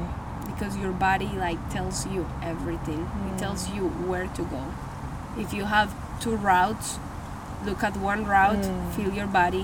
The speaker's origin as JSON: {"language": "English", "town": "Medellín", "region": "Antioquia", "country": "Colombia", "tie": "born or raised there", "moved": "as an adult", "lives_now": "Houston, United States", "said": "I was born and raised in Medellin, Colombia. I came here 6 years ago"}